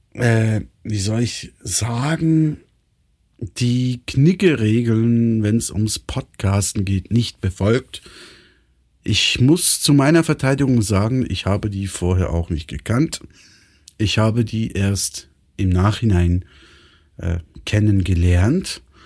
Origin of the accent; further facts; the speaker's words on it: Switzerland; Bei uns in der Schweiz